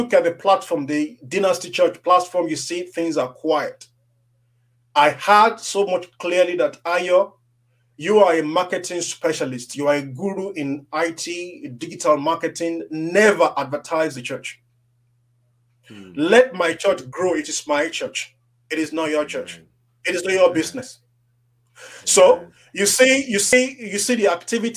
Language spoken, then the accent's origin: English; Nigeria; When I was growing up in Africa as a young boy